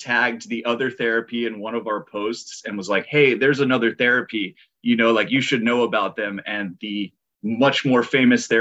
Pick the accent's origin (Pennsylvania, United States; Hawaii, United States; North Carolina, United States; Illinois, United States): Hawaii, United States; Big Island; now in San Diego, United States; I grew up on the Big Island